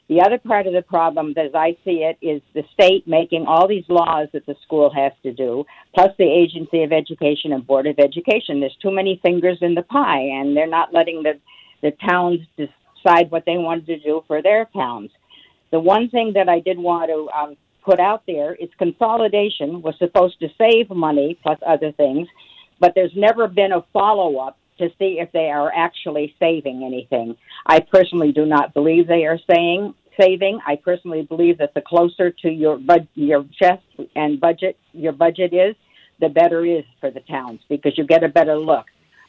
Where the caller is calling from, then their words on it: Dummerston, Vermont, United States; Good morning. I'm from Dummerston, Vermont.